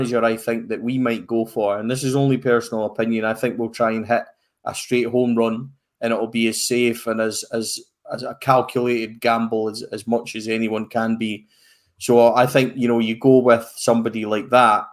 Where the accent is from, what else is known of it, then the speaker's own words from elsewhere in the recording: Fort William, Scotland, United Kingdom; Fort William, my hometown